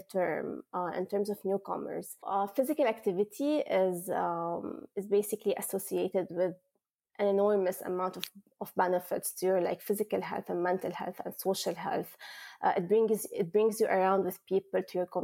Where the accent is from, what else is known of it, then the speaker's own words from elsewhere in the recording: Lebanon; moved away as an adult; also born or lived in United States; now in Kingston, Canada; I'm from Lebanon. It is a small country in the Middle East